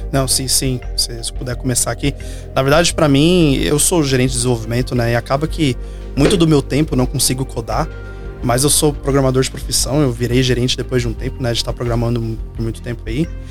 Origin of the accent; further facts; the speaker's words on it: Minas Gerais, Brazil; moved away; mas de volta em Belo Horizonte também, sou mineiro